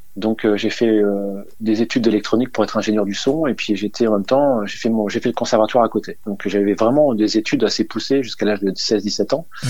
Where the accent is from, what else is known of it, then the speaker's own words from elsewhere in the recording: Dunkirk, Hauts-de-France, France; je suis né à Dunkerque, tout à fait, euh, originaire du Nord, à côté de la Belgique